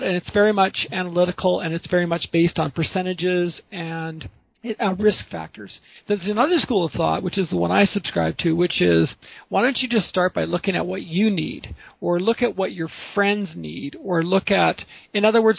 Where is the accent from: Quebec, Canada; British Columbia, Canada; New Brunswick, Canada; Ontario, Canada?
British Columbia, Canada; Vancouver; I grew up in Vancouver